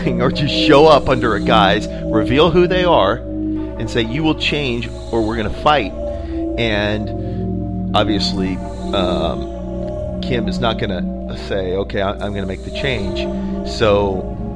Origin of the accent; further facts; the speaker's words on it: United States; as an American who is part of a federal republic